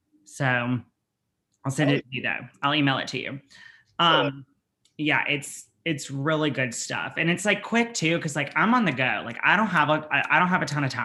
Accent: Alabama, United States; I'm from Alabama and like I grew up poor.

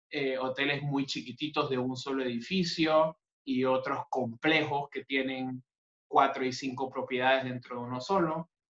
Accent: Panama; also born or lived in Buenos Aires; soy panameño y estoy físicamente en Panamá en este momento

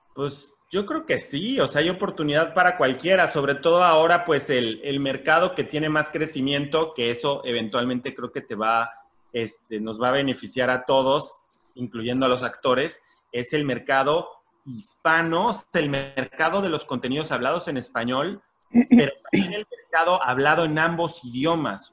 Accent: Mexico; now in Los Angeles, United States; como mexicano

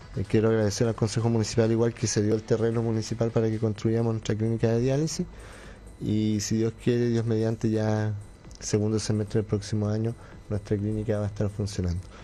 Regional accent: Llanquihue, Los Lagos, Chile; yo soy nacido y criado en Yanquihue

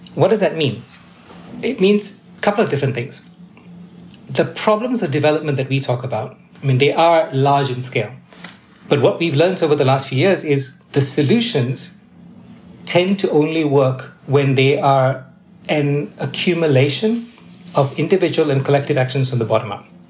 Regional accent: Malaysia; I was born and raised in Malaysia

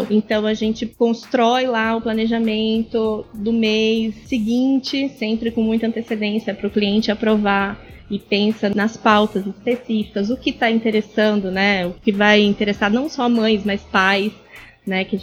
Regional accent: Natal, Rio Grande do Norte, Brazil; also born or lived in Santos; now in São Paulo, Brazil; bem, eu sou de Santos, mas eu cresci em Natal. Eu vim pequena, né, com seis anos, então minha formação é toda aqui.

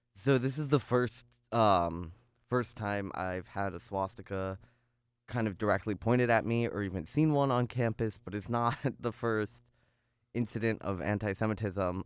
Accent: North Chicago, Illinois, United States; moved away as an adult; now in Ithaca, United States; I grew up in North Chicago, um, in a very very Jewish area.

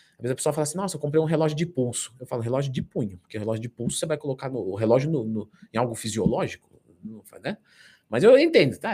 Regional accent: São Paulo, Brazil; Eu sou de São Paulo

